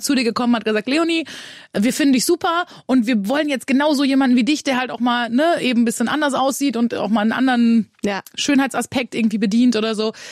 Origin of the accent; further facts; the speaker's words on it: Münsterland, North Rhine-Westphalia, Germany; Wir kommen ja beide aus dem Münsterland